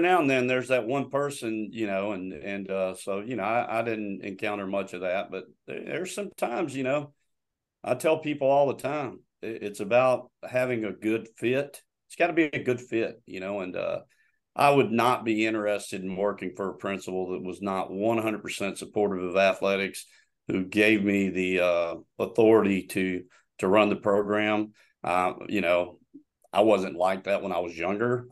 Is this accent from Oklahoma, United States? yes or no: no; Florida, United States; moved away as an adult; also born or lived in Arkansas / North Georgia; I'm originally from Florida